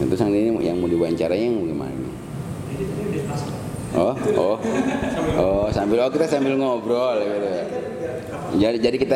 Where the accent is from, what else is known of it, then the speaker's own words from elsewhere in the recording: Bekasi, West Java, Indonesia; kalau kita putra Bekasi sebukannya bukan sementara putra Bekasi aja karena Bekasi ini tuh intinya Jawa Barat